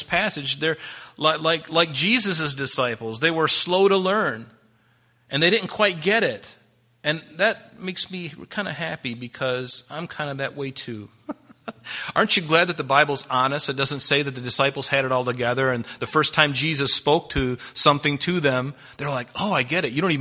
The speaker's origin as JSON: {"language": "English", "country": "United States", "said": "I'm a Christian first, and I'm an American second"}